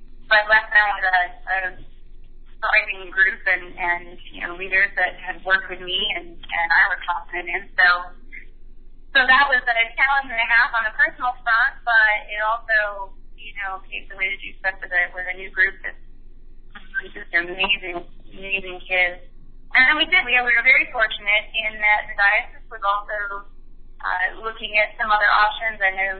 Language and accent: English; Connecticut, United States; I'm from Connecticut, and she attended Yale Divinity School. So we looked at each other and said, wait, everybody we know is in Connecticut.